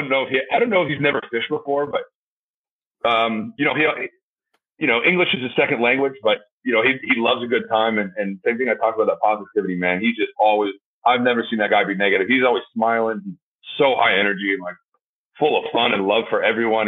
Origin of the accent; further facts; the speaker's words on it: Florida, United States; moved away as an adult; also born or lived in Atlanta, Georgia / Cardiff, Wales; now in New Orleans, United States; being from the South, growing up in Florida, went to college in Atlanta